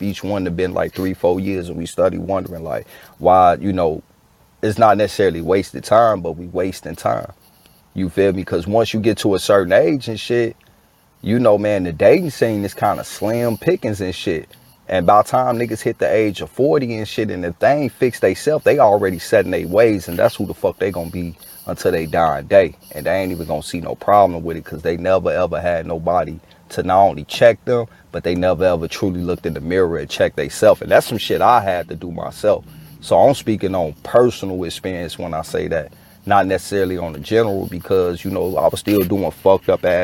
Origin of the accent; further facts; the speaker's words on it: Chicago, Illinois, United States; I grew up in Chicago too.